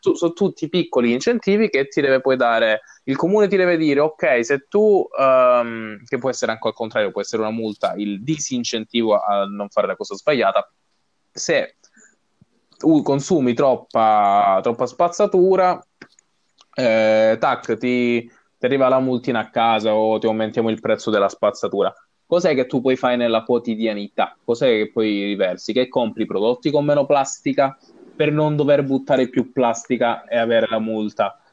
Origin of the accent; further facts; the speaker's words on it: Placanica, Calabria, Italy; moved away; quando si fa sera a Placanica, dove non, sono, dove non c'è inquinamento eh, luminoso